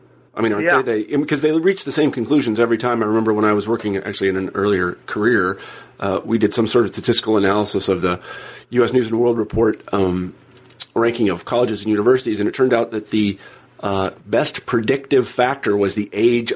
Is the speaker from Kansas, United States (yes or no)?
yes; Kansas, United States; I'm from Kansas, so I don't know if Kansas State has a law school.